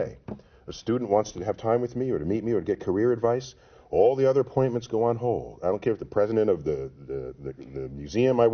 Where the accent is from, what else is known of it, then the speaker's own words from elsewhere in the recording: New York City, New York, United States; growing up in New York City in the Bronx